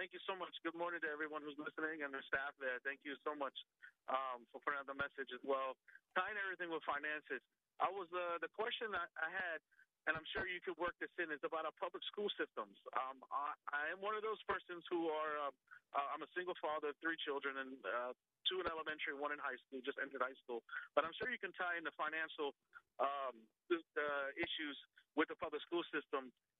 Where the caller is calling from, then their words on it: Prince William County, Virginia, United States; I'm calling from Prince William County, Virginia